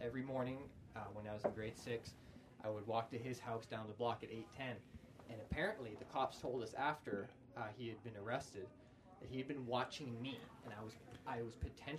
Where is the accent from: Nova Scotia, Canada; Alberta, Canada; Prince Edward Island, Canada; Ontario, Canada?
Alberta, Canada; Calgary; Born and raised here.